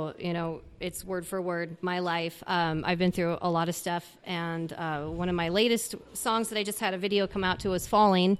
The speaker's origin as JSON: {"language": "English", "town": "Wyoming", "region": "Minnesota", "country": "United States", "tie": "born or raised there", "also_born_or_lived": "St. Paul, Minnesota / Florida / Las Vegas / San Diego", "moved": "as an adult", "lives_now": "Idaho, United States", "said": "I'm born and raised in Minnesota. 22 years I spent there. I was born in St. Paul, but grew up in a really little town called Wyoming, and it's about 30 miles north of the cities"}